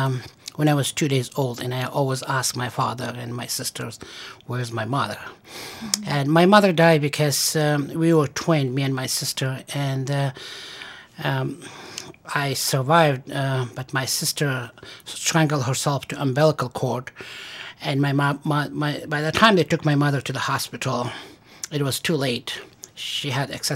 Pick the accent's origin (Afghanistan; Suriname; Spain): Afghanistan; moved away as an adult; also born or lived in Stanford, California, United States / Massachusetts, United States / Pennsylvania, United States; now in Syracuse, United States; I was born in Afghanistan, and I went to medical school there